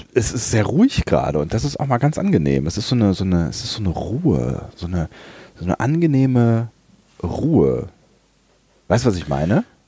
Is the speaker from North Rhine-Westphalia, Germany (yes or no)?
yes; near Langerwehe, near Aachen, North Rhine-Westphalia, Germany; moved away; Langerwehe, nah an meiner alten Heimat.